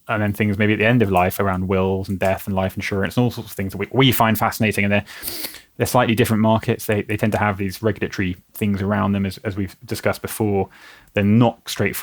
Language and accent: English; United Kingdom; We're naturally cautious of asking for help as British people